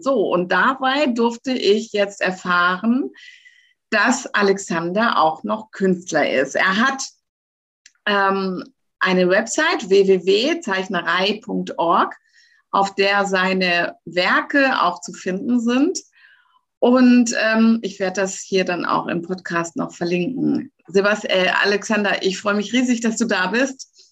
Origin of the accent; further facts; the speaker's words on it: Lower Saxony, Germany; moved away; ich komme ja aus Niedersachsen